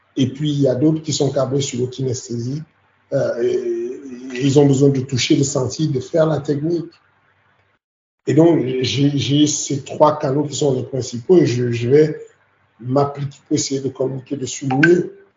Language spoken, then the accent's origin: French; Cameroon; now in France; j'ai grandi au Cameroun.